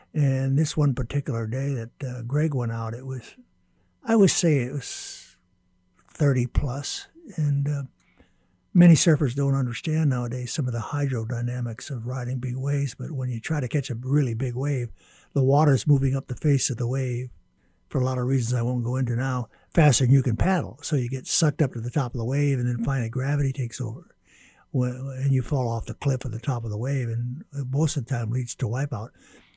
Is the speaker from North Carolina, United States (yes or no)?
no; Honolulu, Hawaii, United States; My earliest memories are rolling around on the shore break and the white sands of Waikiki Beach, and then, of course, got my first surfboard when I was 8, and eventually learned how to surf at canoe surf in Waikiki